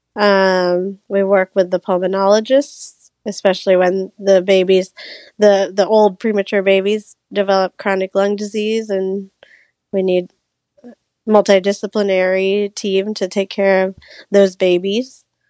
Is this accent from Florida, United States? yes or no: yes; Orlando, Florida, United States; moved away as an adult; I grew up in Orlando, so I always knew I wanted to come back